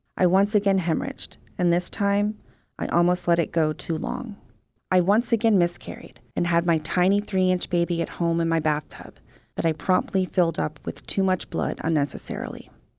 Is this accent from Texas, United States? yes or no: yes; Texas, United States; now in Oklahoma, United States; I was born and raised in Texas, and as of 2012, I live in Oklahoma.